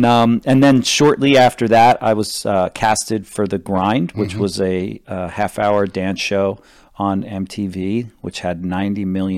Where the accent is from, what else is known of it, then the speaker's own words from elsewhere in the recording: New Jersey, United States; moved away as an adult; I grew up in New Jersey and on the Jersey Shore. And then when I was 18, I went to New York to model because I needed a job and to make some money.